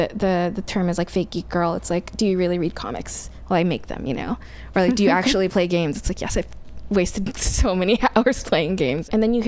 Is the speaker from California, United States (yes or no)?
yes; Silicon Valley, Bay Area, California, United States; moved away; I'm minority woman from the Bay Area, though. I was born in Silicon Valley. SanDisk is in my hometown, and Google is, like, next door.